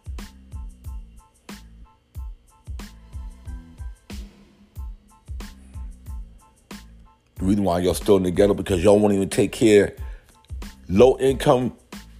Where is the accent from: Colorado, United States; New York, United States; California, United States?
New York, United States; New York City; When I was growing up in South Bronx